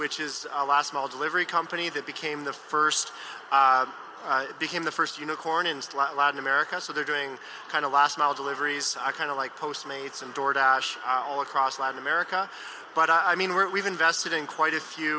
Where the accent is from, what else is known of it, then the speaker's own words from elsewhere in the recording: Vancouver, British Columbia, Canada; moved away as an adult; now in California, United States; I was born and raised in Vancouver, Canada, and then moved to California about 5 years ago.